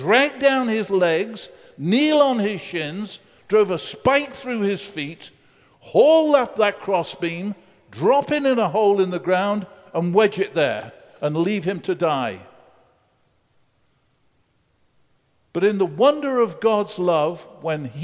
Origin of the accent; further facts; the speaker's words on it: United Kingdom; I grew up in the Second World War. I slept in an air raid shelter. Churchill was my prime minister